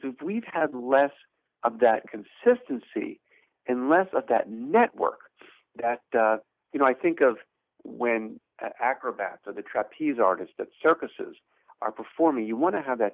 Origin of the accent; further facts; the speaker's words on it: Pennsylvania, United States; moved away as an adult; now in Providence, United States; I grew up in Pennsylvania